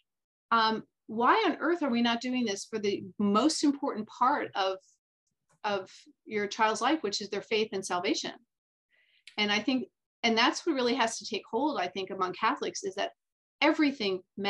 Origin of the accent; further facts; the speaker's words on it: United States; also born or lived in France; I was raised as an American kid.